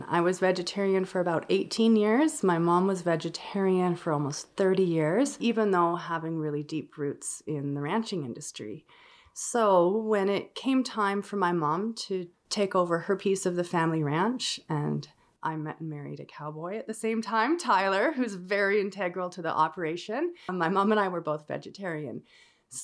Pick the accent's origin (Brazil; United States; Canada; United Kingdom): Canada; Calgary, Alberta; now in Nanton, Canada; I grew up in Calgary, Alberta, but I have roots on a family ranch here by Nanton.